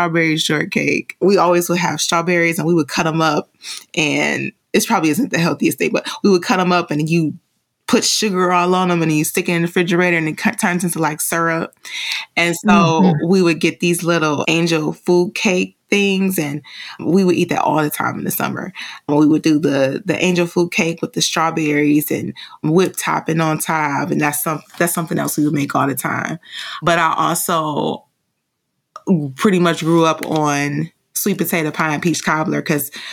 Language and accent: English; Detroit, Michigan, United States; I'm just a girl from Detroit